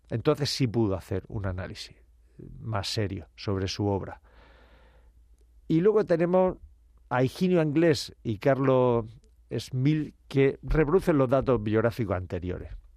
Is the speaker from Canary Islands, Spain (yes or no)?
no; Region of Murcia, Spain; en mi tierra murciana